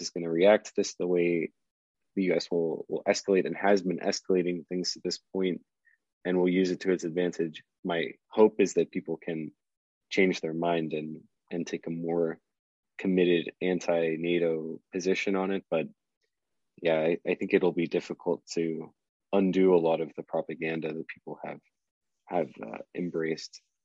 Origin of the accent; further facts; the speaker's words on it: South Florida, United States; I grew up in South Florida